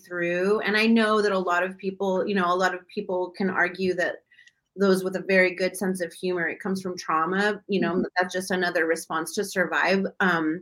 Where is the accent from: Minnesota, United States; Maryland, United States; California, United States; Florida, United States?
California, United States; Long Beach; I come from Long Beach